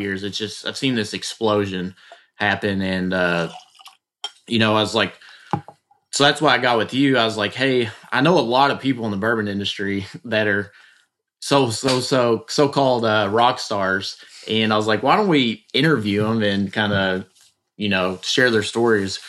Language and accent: English; Bardstown, Kentucky, United States; I am from Bardstown, uh, and been been around the industry my whole life